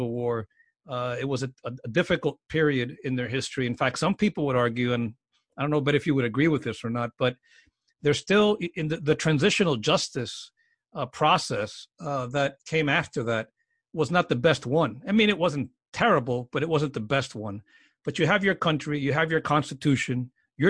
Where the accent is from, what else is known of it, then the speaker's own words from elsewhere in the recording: United States; as an American